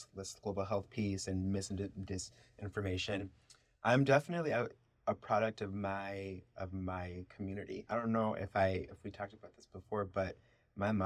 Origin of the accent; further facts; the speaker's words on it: Chicago, Illinois, United States; first language Spanish; English is a second language; moved away as an adult; my experience growing up in Chicago